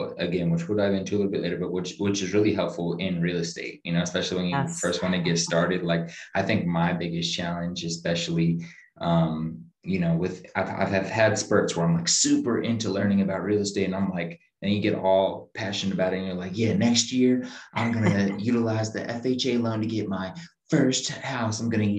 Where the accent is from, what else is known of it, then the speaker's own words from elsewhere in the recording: New Jersey, United States; now in Tampa, United States; I know you said you're not originally from Tampa and I grew up in Jersey.